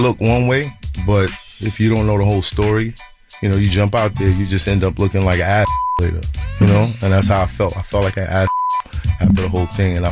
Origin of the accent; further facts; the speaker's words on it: New York City, New York, United States; I'm from Brooklyn.